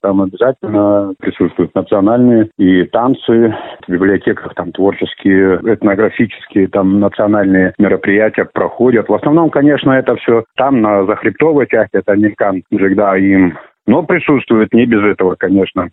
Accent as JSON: {"language": "Russian", "town": "Ayan", "region": "Khabarovsk Krai", "country": "Russia", "tie": "born or raised there", "said": "Родился здесь, в Аяне"}